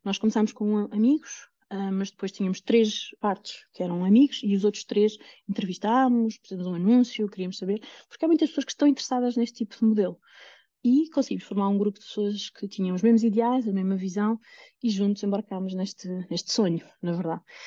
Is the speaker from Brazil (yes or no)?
no; Lisbon, Portugal; moved away; eu venho de Lisboa